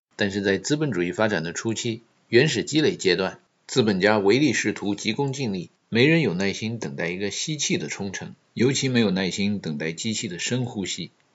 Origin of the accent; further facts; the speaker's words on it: Guiyang, Guizhou, China; moved away as an adult; 贵州省贵阳市阳明路长大的孩子们